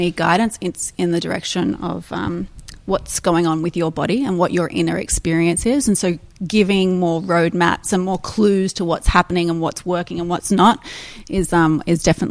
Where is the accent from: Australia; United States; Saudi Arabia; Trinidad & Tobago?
Australia; I'm Australian